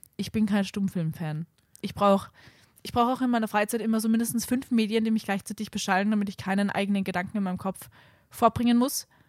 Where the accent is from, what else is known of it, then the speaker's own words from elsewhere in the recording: Salzburg, Austria; moved away; wenn ich in Salzburg fahre, mein, in meine Heimat